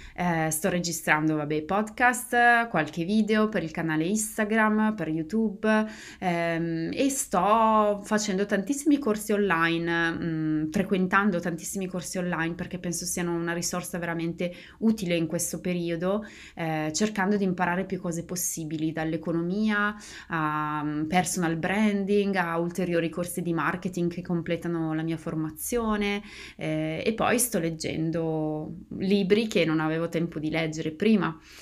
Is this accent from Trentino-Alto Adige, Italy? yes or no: no; Bergamo, Lombardy, Italy; moved away as an adult; now in United States; io sono di Bergamo